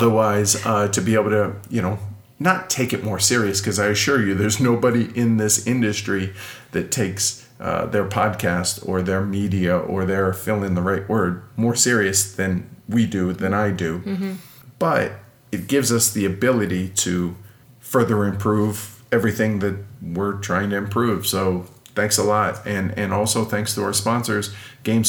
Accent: Milwaukie, Oregon, United States; moved away; That's my hometown. That's where I'm from

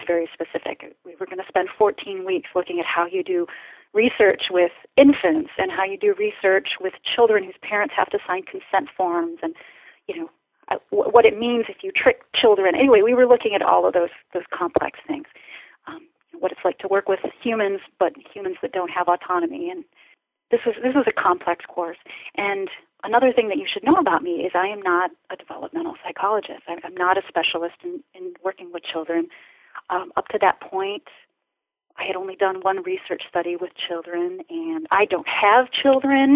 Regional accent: Ohio, United States; I grew up in Ohio

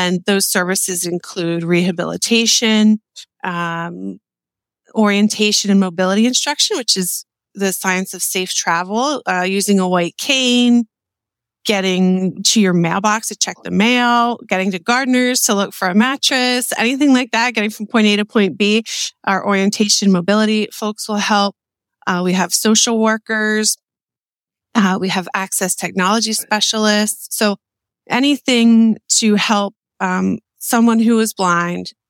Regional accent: Lancaster, Pennsylvania, United States; also born or lived in Millersville, Pennsylvania / Pittsburgh, Pennsylvania; I was born in Lancaster General Hospital.

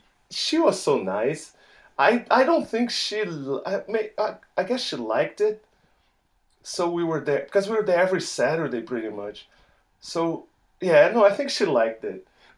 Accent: Salvador, Bahia, Brazil; moved away; I'm from Salvador in the northeast of Brazil, the first capital. It's reported to be the place with the most number of African descendants outside of Africa.

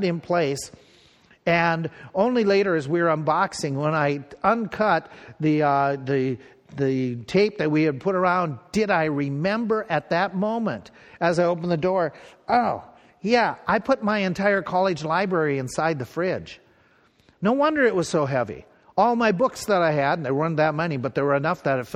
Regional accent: Pierz, Minnesota, United States; this little town where I grew up in Piers and where I went to grade school

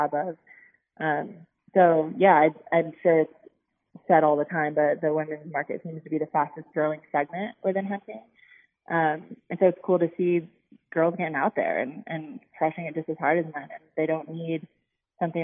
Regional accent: Chicago, Illinois, United States; I'm actually from the Chicago area. So I was like a suburb girl growing up.

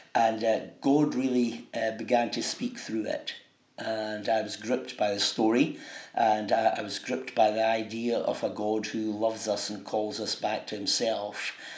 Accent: Dunfermline, Scotland, United Kingdom; I come from Dunfermline

